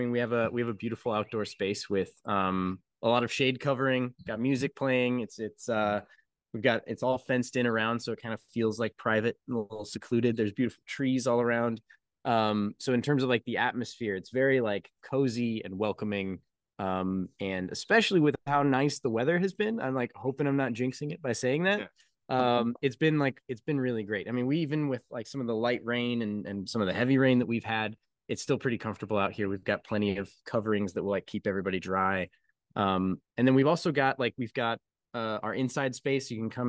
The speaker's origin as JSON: {"language": "English", "region": "Colorado", "country": "United States", "lives_now": "Kentucky, United States", "said": "I'm from Colorado where the weather is just all over the place, and I moved to Kentucky and I feel right at home because it's all over the place here too."}